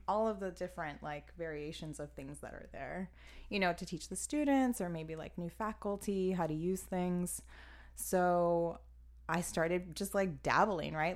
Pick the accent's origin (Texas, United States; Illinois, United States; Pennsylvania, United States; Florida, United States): Florida, United States; Miami; moved away as an adult; now in Chicago, United States; I'm originally from Miami, Florida